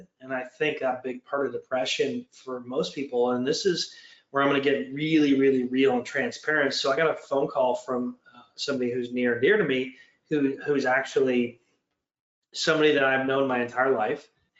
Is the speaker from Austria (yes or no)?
no; Canada; sorry, but I'm Canadian, half American, half Ukraine, half this. Doesn't matter. I'm from all over the country in the world